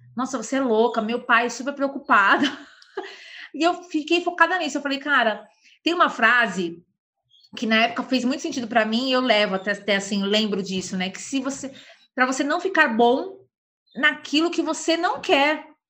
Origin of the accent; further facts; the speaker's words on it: São Paulo, Brazil; Sou de São Paulo